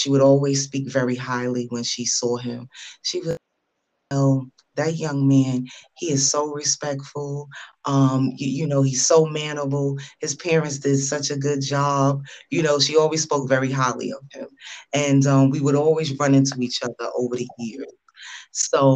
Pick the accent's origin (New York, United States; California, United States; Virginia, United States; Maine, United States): New York, United States; New York City; we grew up together in Brooklyn